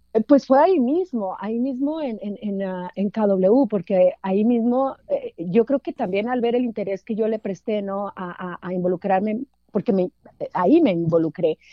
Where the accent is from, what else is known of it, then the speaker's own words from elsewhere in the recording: San Juan del Río, Durango, Mexico; now in Los Angeles, United States; Yo nací en, Durango, en, el, un municipio que se llama San Juan del Río, en la cuna de, Francisco Villa